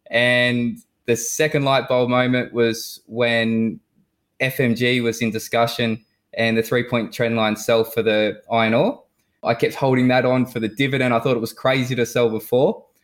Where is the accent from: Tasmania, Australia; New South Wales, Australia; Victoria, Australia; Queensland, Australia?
New South Wales, Australia; Newcastle; now in Perth, Australia; Uh, so Newcastle, New South Wales